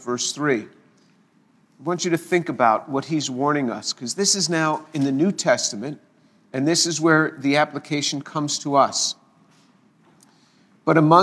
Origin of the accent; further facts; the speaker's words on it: the New York area, United States; I grew up in the New York area, and this is just the way we spoke